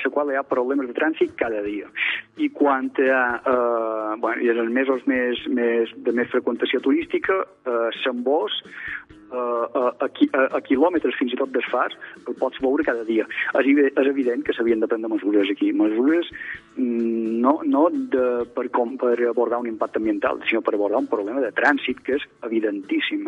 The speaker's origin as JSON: {"language": "Catalan", "area": "Mallorca", "region": "Balearic Islands", "country": "Spain", "said": "com a mallorquí"}